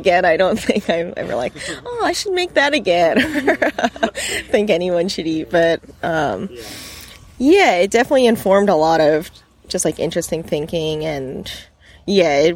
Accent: Long Island, New York, United States; moved away as an adult; also born or lived in Bolinas, California; now in California, United States; we're from Long Island

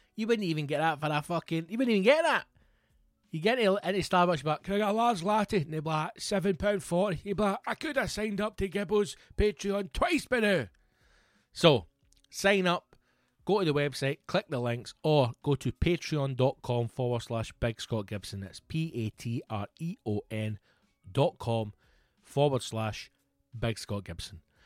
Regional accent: Scotland, United Kingdom

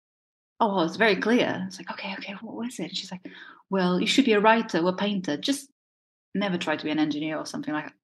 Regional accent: Portugal; first language Portuguese; English is a second language; moved away as an adult; now in United Kingdom; growing up in Portugal

